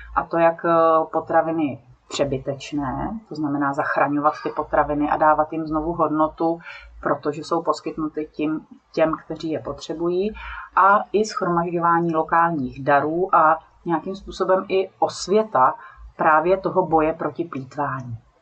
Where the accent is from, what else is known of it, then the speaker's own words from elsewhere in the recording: South Bohemian Region, Czechia; já pocházím z Jižních Čech, tam i žiju